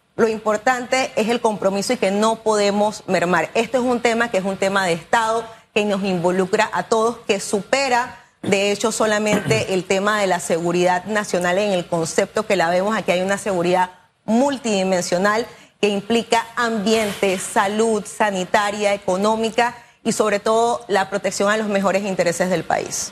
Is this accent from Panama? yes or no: yes; Panama; quienes somos panameños